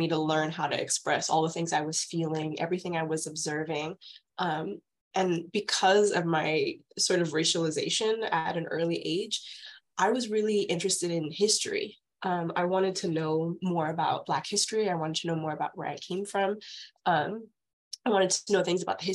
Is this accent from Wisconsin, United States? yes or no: no; San Antonio, Texas, United States; also born or lived in Houston, Texas; I'm from Texas. I've kind of lived in a bunch of different major cities in Texas, but I grew up in San Antonio